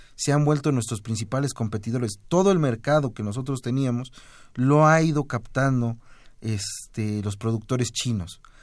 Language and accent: Spanish; Mexico